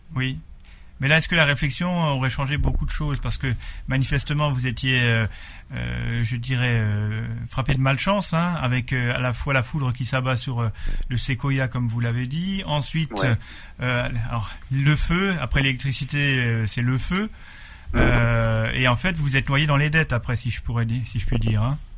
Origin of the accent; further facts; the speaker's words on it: Alsace, Grand Est, France; chez nous, en Alsace